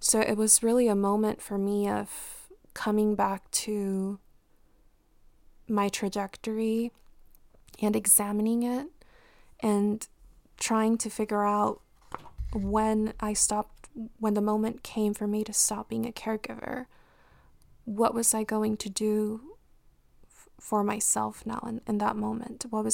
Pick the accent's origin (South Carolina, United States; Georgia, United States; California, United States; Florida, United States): California, United States; Compton; based on the community that I grew up in Compton.